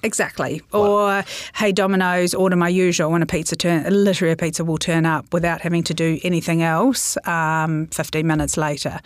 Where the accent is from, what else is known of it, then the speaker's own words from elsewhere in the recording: New Zealand; I'm a Kiwi